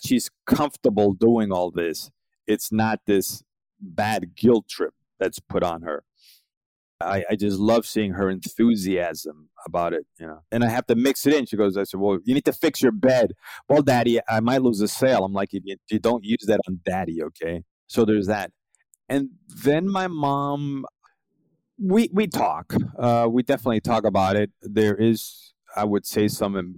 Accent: New York City, New York, United States; moved away as an adult; now in South Florida, United States; I'm originally from Brooklyn, New York, and now I live in South Florida

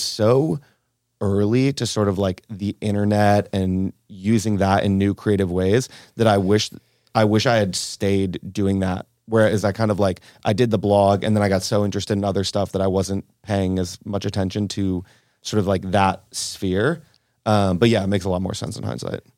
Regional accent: Cleveland, Ohio, United States; moved away; also born or lived in Argentina / Tulum; I was raised in Cleveland, Ohio, kind of classic Midwestern upbringing

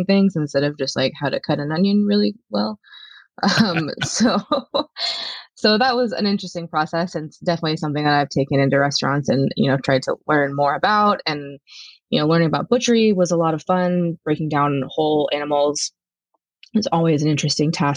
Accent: San Luis Obispo, California, United States; moved away as an adult; now in Seattle, United States; I'm originally from San Luis Obispo, California. I've been living in Seattle for the last seven years now

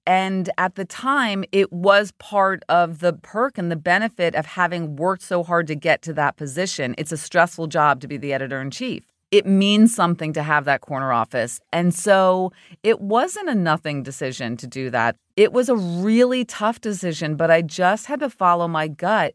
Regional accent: New Jersey, United States; I went to Rutgers in New Jersey, my home state

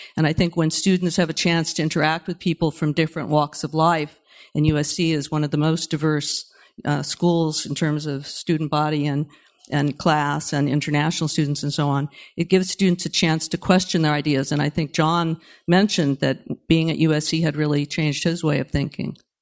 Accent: Berkeley, California, United States; I grew up in Berkeley during the nineteen sixties

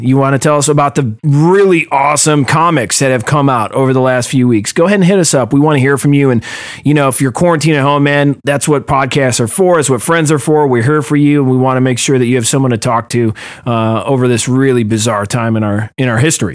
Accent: Cleveland, Ohio, United States; I'm from Cleveland

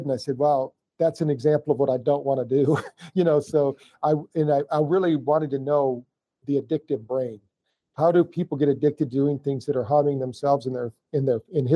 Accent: Battle Creek, Michigan, United States; I was born in Battle Creek, Michigan

